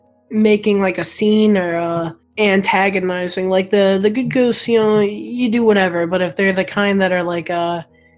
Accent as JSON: {"language": "English", "region": "South Carolina", "country": "United States", "tie": "born or raised there", "also_born_or_lived": "Connecticut", "said": "I was born in Connecticut, but then when I was like 7 or something, we moved to South Carolina"}